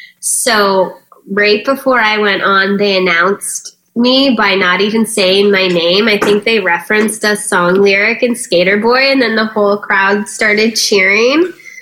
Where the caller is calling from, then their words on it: Malibu, California, United States; I am calling you from Malibu, California.